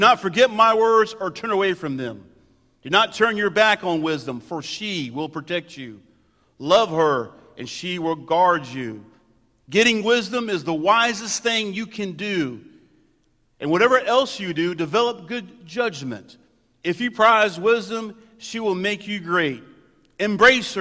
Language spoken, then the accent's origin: English; United States; Just because I'm white, middle class, American, and pastor